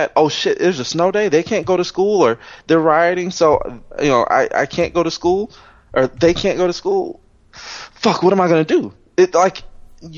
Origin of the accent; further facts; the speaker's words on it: Los Angeles, California, United States; me growing up in Compton and Watts